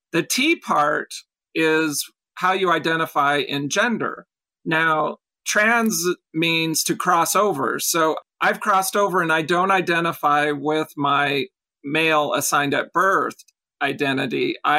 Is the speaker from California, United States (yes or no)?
yes; Los Angeles, California, United States; I was born in Los Angeles. I'm a California girl. Nice. Love the beach, the mountains, the malls, and Disneyland.